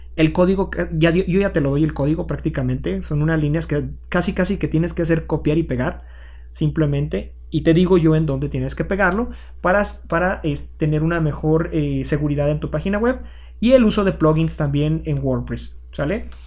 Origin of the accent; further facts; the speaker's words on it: Aguascalientes, Mexico; en mi caso, martillos en Aguascalientes